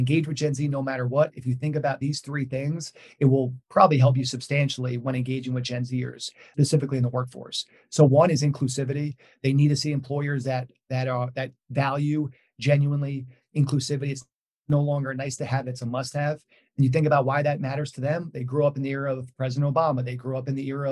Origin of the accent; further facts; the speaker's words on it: New York, United States; I'm from New York